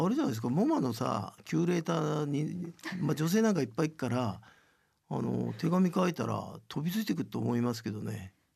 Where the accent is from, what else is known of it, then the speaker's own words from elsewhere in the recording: Tokyo, Japan; 僕は本当に東京生まれだから